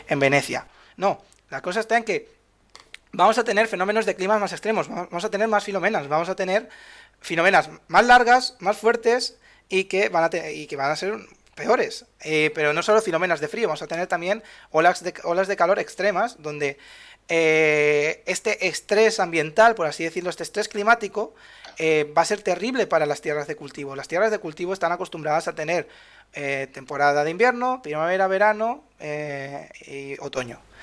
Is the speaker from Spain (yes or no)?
yes; Spain; de Europa somos, somos la huerta de Europa